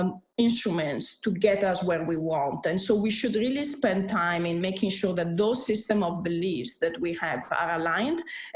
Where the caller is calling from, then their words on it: Dakar, Senegal; I'm calling from Dakar, Senegal.